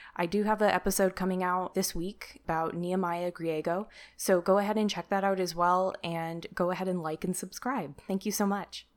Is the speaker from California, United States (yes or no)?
yes; Sacramento, California, United States; my hometown, where he also lives in Sacramento, California